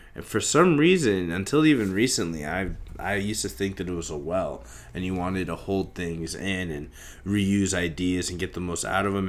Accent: Kansas, United States; being Indian in, like, fucking Kansas in the eighties and shit, early nineties, where in a small town in Kansas

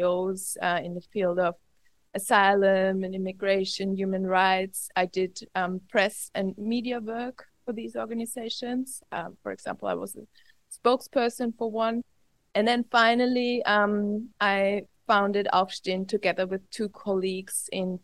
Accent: Austria; also born or lived in Vienna; I'm not originally from Vienna. I was born and raised on the Austrian countryside

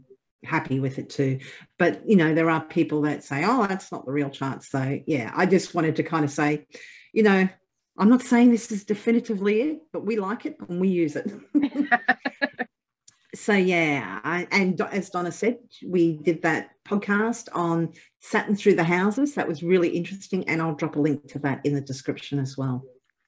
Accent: Australia; I'm Australian

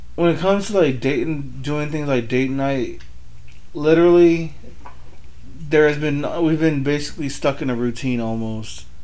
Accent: California, United States; also born or lived in Benton City, Washington; now in Washington, United States; I was born in California

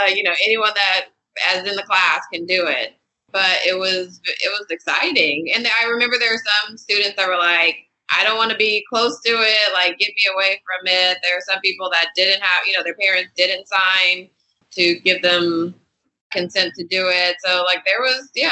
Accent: Inglewood, California, United States; I grew up in Inglewood, California

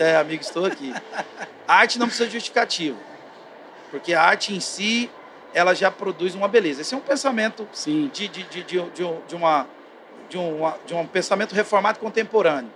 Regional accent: interior of Goiás, Brazil; eu sou lá do interior de Goiás

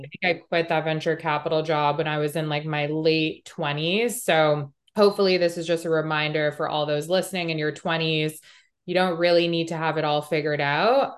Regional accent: Montreal, Quebec, Canada; moved away; I grew up in Canada. I grew up in Montreal

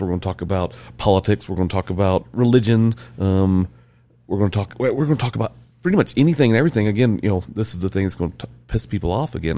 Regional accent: the South, United States; moved away as an adult; now in Utah, United States; I'm born and raised in the South. I'm from the South

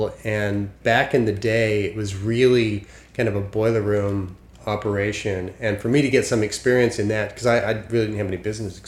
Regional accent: Salt Lake City, Utah, United States; moved away as an adult; also born or lived in Los Angeles, United States; now in New York, United States; So I'm originally from Salt Lake City, Utah. I was born and raised a good Mormon boy, I'm proud to say. And then I moved

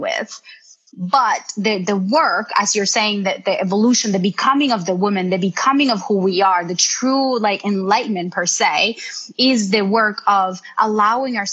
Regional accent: Colombia; I'm from Colombia

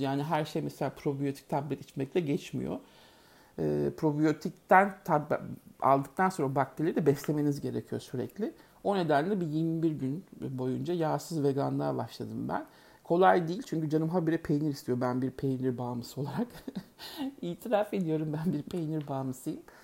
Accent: Turkey; moved away

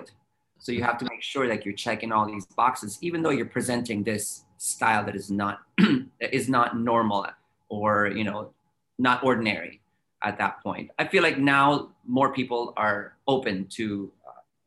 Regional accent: San Francisco, California, United States; I grew up in San Francisco

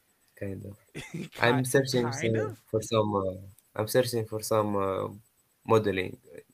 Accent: Tunisia; I'm from Tunisia.

